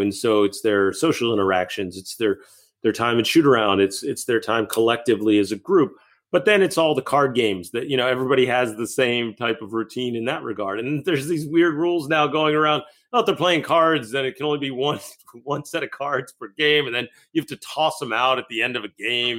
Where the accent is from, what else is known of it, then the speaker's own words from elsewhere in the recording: Massachusetts, United States; moved away; also born or lived in Pennsylvania; I grew up in Massachusetts, but ended up living in Pennsylvania